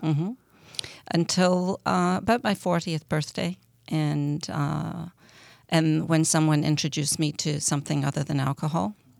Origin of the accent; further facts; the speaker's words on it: Scotland, United Kingdom; I grew up in Scotland